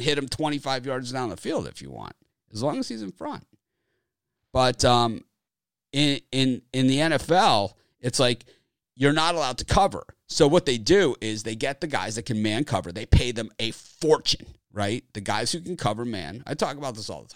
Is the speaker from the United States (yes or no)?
yes; Miami, Florida, United States; I'm from Miami